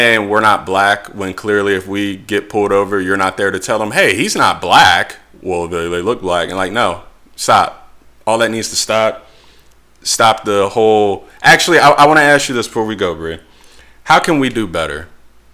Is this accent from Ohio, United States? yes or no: yes; Cincinnati, Ohio, United States; from Cincinnati, Ohio